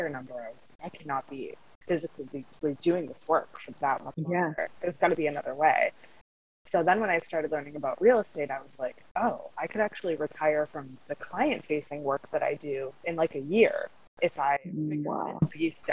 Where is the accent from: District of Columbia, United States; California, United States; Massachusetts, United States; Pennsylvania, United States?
Massachusetts, United States; Central; I'm from Central Massachusetts, born and raised, and love it and still live here